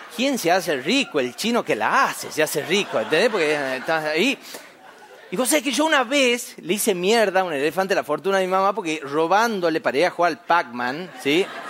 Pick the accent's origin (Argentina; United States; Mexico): Argentina; Famaillá, Tucumán; en mi pueblo allá en Famayá, Tucumán, Argentina, yo soy del interior, del interior, del interior.